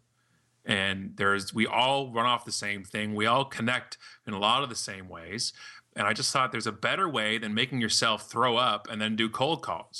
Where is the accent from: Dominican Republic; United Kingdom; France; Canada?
Canada; proudly Canadian